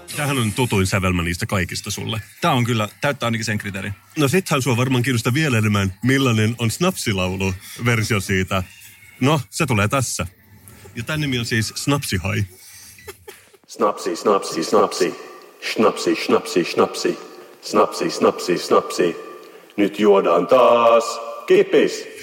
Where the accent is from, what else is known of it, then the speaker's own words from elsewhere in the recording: Finland; mä oon suomenruotsalainen